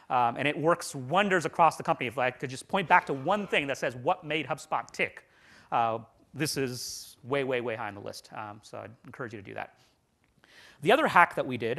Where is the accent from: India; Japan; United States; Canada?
India; I'm from India